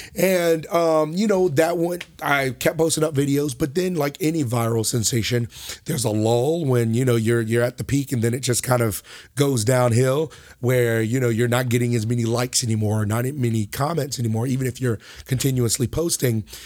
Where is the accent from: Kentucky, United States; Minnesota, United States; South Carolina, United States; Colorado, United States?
South Carolina, United States; Pawleys Island; also born or lived in Lake City, South Carolina; now in Conway, United States; originally from Lake City, but we moved to Pauley's Island, South Carolina, where, um, I went to high school